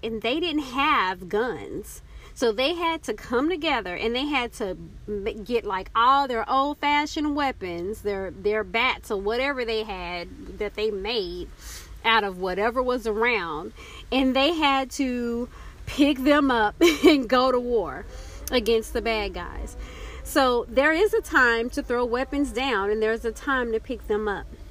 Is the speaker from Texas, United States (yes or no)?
yes; Texas, United States; moved away; also born or lived in Oklahoma; growing up in Texas and the time that I lived in Oklahoma